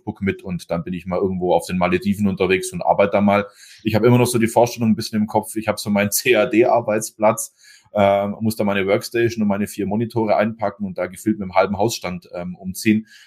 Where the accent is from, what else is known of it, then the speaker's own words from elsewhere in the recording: Meckenbeuren, Baden-Württemberg, Germany; ich komme ja aus Meckenbeuren und genau in Meckenbeuren ist quasi der Hauptstandort von Winterhalter